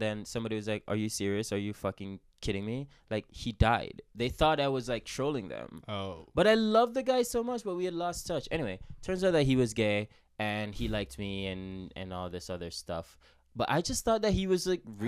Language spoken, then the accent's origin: English; Jamaica; I'm from Jamaica